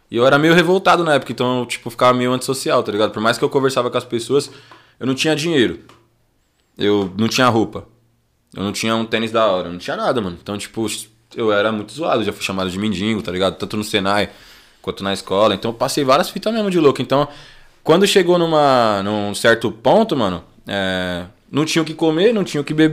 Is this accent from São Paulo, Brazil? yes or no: yes; Guarulhos, São Paulo, Brazil; na época eu saí do Bom Sucesso. Bom Sucesso. É, né? no Cop, Bom Sucesso. É. Aí primeiro foi lá, depois eu fui parar no Cocá, aí ixi, morei em várias quebradas